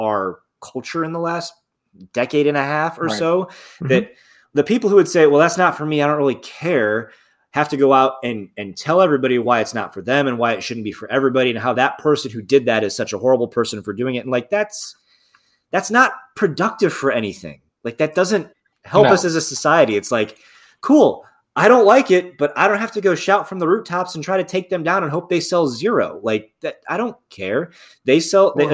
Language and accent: English; South Bend, Indiana, United States; I grew up in like Northern Indiana.